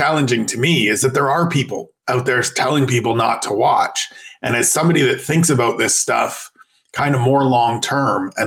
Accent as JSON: {"language": "English", "country": "Canada", "said": "as a Canadian."}